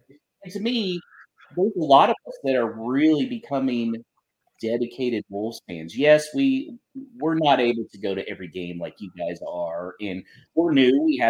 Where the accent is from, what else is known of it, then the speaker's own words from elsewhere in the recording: United States; But there's also a lot of Americans like me